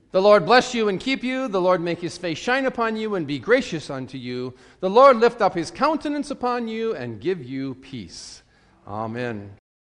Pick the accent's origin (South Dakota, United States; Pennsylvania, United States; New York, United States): South Dakota, United States; growing up in South Dakota